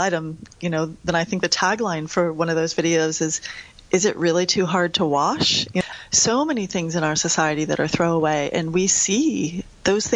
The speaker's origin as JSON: {"language": "English", "country": "United States", "accent": "American", "said": "as I say with my American accent"}